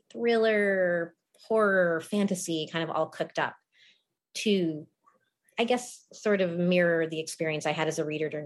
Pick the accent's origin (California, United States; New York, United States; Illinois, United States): Illinois, United States; suburbs of Chicago; So I was born in Chicago, but then I moved as a small kid to the suburbs. That's where I grew up.